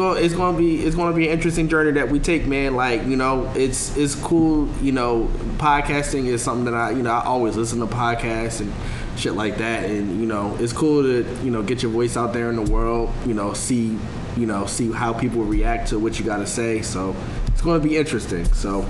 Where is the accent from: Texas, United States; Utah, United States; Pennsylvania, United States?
Pennsylvania, United States; Philadelphia; if y'all want to follow. I'm originally from Philly.